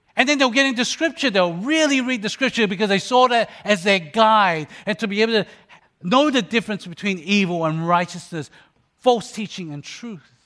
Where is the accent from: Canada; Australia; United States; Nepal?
Australia; when I was a young person growing up in Australia